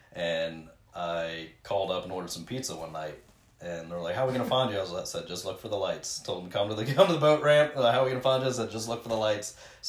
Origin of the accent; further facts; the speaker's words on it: Cincinnati, Ohio, United States; I'm from Beechmont. Yeah. Yeah, yeah. We're born and raised right there.